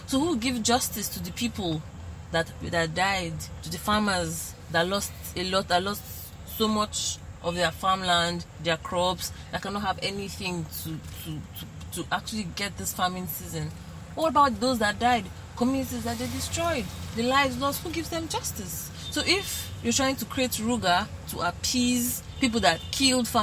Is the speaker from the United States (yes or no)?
no; Nigeria; as a Nigerian